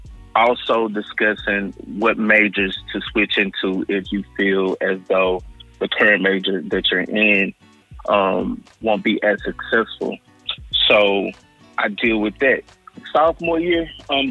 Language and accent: English; Hattiesburg, Mississippi, United States; I am from Hattiesburg, Mississippi